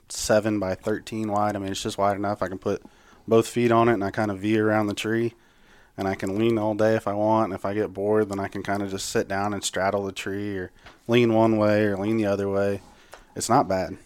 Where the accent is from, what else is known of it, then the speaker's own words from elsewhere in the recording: Higginsville, Missouri, United States; now in Blue Springs, United States; I'm from Higginsville